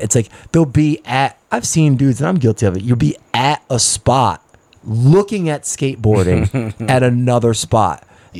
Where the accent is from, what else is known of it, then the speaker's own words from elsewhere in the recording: Philadelphia, Pennsylvania, United States; I'm from Philadelphia.